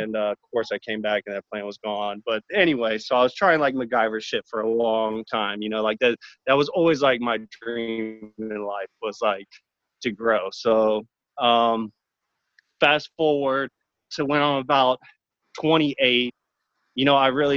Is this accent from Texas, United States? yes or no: yes; Texas, United States; I'm from Texas